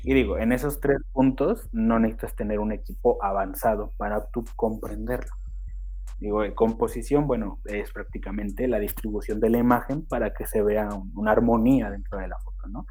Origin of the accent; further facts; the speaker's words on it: Xochitepec de Aldama, Mexico; mi pueblo, que es Xochitepec de Aldama